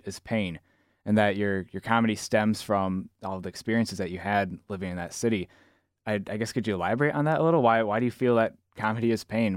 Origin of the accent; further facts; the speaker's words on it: Zeeland, Michigan, United States; I grew up in Zealand